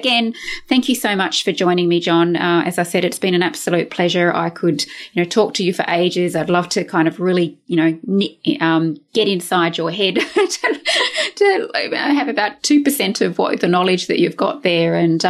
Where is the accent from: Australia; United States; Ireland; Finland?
Australia; Brisbane, Queensland; my hometown of Brisbane here in Australia